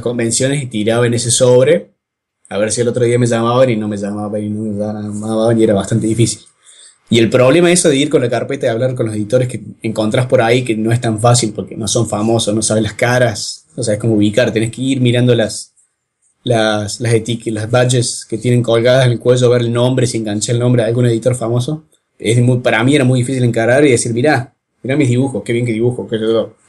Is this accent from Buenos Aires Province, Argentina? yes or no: no; Córdoba, Argentina; de Córdoba y dibujo cómics desde hace como 12 años